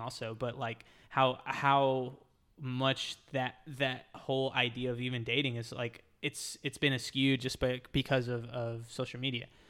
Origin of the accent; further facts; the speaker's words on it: Texas, United States; now in Florida, United States; I'm from Texas